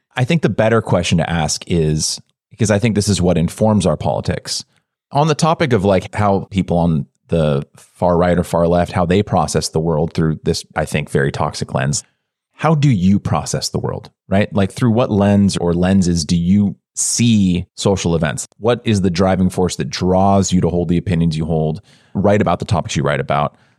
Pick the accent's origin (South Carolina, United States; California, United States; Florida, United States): California, United States; I grew up in a suburb in California